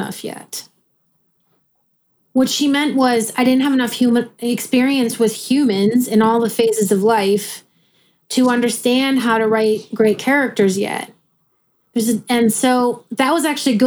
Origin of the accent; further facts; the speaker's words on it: Midwest, United States; I'm a Midwesterner